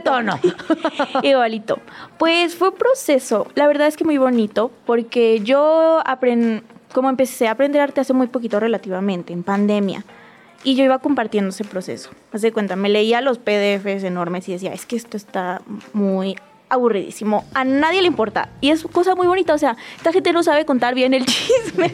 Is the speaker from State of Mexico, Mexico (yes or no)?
no; Ciudad Victoria, Tamaulipas, Mexico; also born or lived in Monterrey; now in Mexico City, Mexico; yo soy de provincia, de Victoria